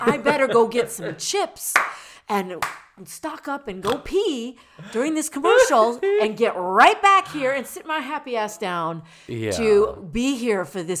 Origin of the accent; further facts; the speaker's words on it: Rockford, Illinois, United States; born there; I was born in Northern Illinois